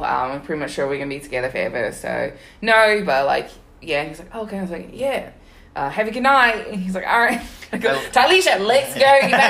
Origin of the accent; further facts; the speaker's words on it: Sydney, New South Wales, Australia; Like, where are you from? And I was like, Sydney.